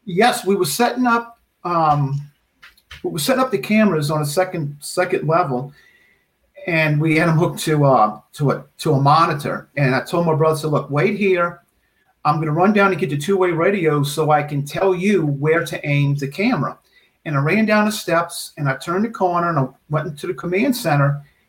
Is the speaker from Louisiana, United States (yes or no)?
yes; Metairie, Louisiana, United States; also born or lived in New Orleans; I was born in New Orleans, and at the age of five or six, my parents moved to Metairie.